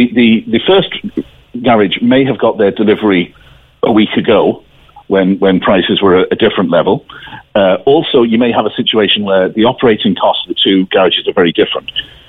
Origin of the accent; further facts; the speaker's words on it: County Cork, Ireland; Despite my funny accent, I'm from North Cork.